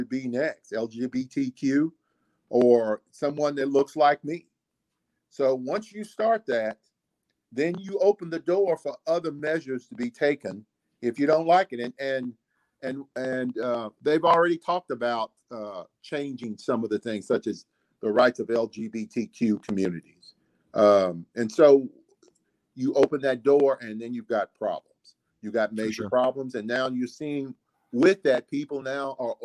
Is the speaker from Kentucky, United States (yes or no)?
yes; Kentucky, United States; I'm from Kentucky